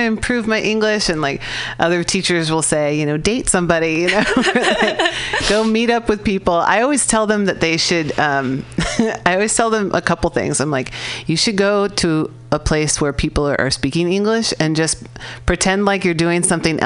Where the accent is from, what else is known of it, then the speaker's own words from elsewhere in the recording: California, United States; I'm from California.